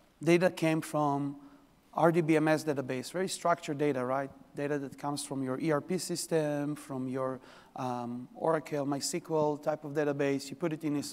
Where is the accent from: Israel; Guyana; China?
Israel; now in New York, United States; I'm from New York. Originally, I'm from Israel. This is where the accent from.